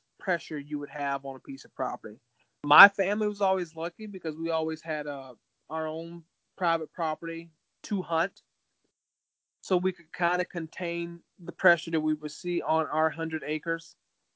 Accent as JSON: {"language": "English", "town": "Callahan", "region": "Florida", "country": "United States", "tie": "born or raised there", "also_born_or_lived": "Hilliard, Florida", "moved": "as an adult", "lives_now": "Minnesota, United States", "said": "which is where I lived at in Hilliard, but I grew up in Callahan."}